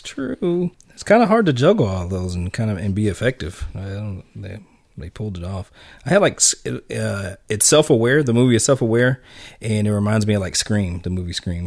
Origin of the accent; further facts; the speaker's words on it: United States; as an American